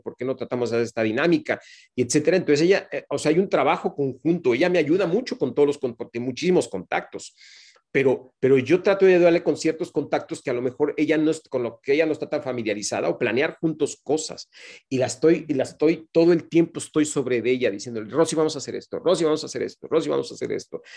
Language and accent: Spanish; Mexico; moved away as an adult; carrera como la que yo hice en México no, la, volví a hacer una vez que me fui de mi país